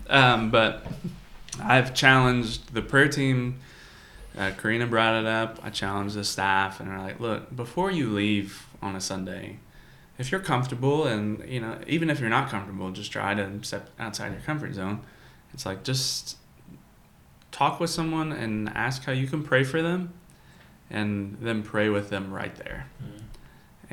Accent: United States; as Americans

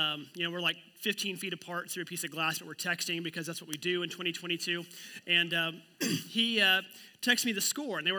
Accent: Oklahoma, United States; moved away; I'm from Oklahoma

